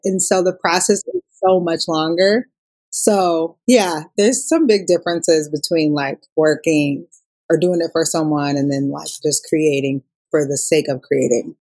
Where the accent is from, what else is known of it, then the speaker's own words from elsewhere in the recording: Minneapolis, Minnesota, United States; I'm from Minnesota. Uh, Minneapolis